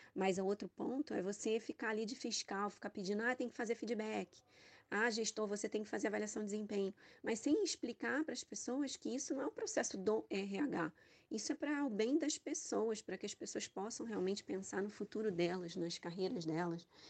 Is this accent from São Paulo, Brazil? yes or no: no; Rio de Janeiro, Brazil; sou carioca